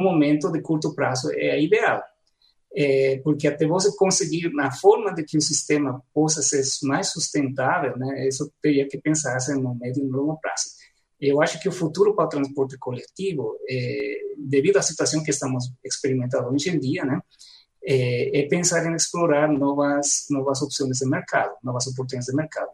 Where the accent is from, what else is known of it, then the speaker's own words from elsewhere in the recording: La Paz, Bolivia; Portuguese is a second language; now in Goiânia, Brazil; na minha cidade natal, em La Paz